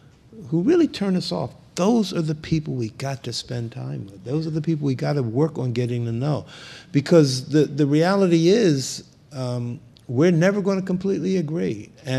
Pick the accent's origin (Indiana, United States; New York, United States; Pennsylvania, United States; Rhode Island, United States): Pennsylvania, United States; Philadelphia; particularly for me growing up in Philadelphia, where the police were feared, particularly by young black men. Under Frank Rizzo when I grew up.